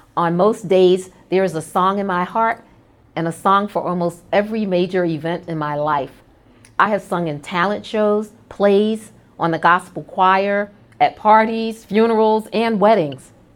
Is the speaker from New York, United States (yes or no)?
yes; New York City, New York, United States; I'm a proud native New Yorker, born and raised in Brooklyn